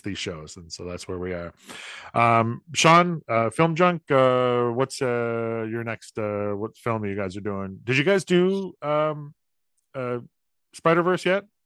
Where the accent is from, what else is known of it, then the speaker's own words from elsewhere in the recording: St. Catharines, Ontario, Canada; my hometown of Saint Catharines